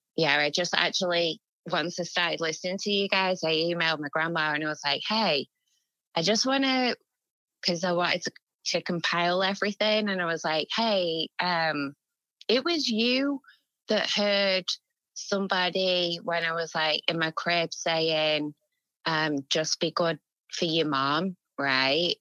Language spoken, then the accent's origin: English; England, United Kingdom; we're English